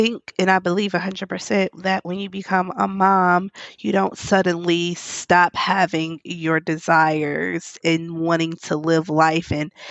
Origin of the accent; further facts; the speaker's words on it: Milwaukee, Wisconsin, United States; now in New Orleans, United States; at 4 months, we went to my hometown. We live in New Orleans. I'm from Milwaukee